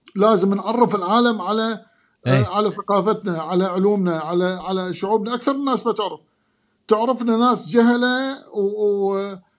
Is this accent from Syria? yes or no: no; Iraq; moved away; انا عراقي بلبسي بثقافتي بحركاتي